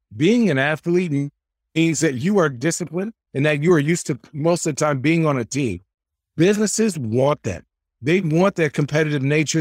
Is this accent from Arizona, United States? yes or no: yes; Phoenix, Arizona, United States; moved away as an adult; now in Oregon, United States; I'm from Phoenix, Arizona